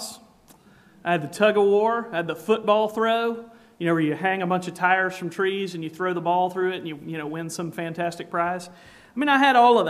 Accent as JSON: {"language": "English", "region": "South Carolina", "country": "United States", "said": "I'm from South Carolina, if you hadn't picked up from the accent already"}